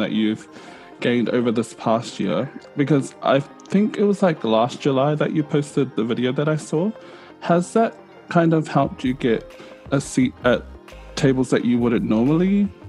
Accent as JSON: {"language": "English", "country": "New Zealand", "tie": "born or raised there", "said": "I grew up in New Zealand"}